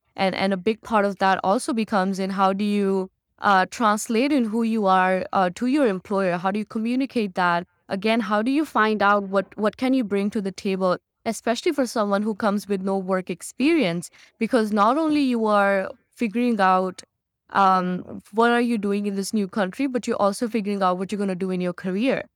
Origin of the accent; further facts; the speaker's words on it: Chandigarh, India; moved away as an adult; now in Canada; me living in Chandigarh and me being an Indian